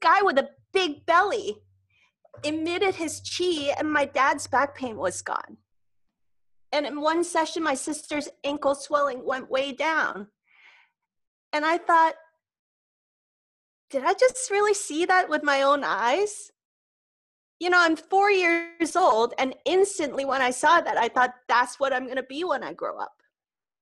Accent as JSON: {"language": "English", "country": "Hong Kong", "tie": "born or raised there", "said": "I grew up in Hong Kong, which is like a big hopping metropolis"}